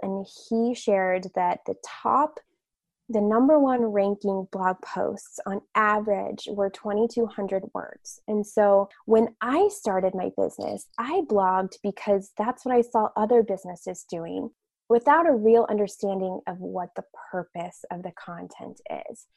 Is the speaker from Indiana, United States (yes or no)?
yes; Westfield, Indiana, United States; I grew up in Westfield, Indiana, which is just north of Indianapolis, about 20 minutes in the Midwest. So I am a Midwestern girl.